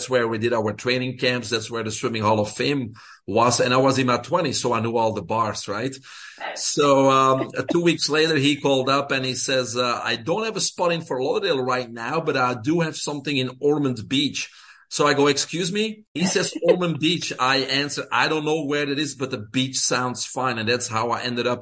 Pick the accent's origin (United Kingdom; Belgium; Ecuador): Belgium; English is a second language; moved away as an adult; I'm originally from Belgium, small country in Europe